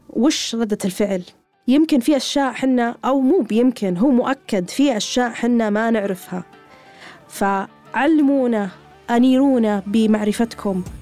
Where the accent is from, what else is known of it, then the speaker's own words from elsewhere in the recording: Syria; يعني أنا رحت جدة أنا سوري يا أهل جدة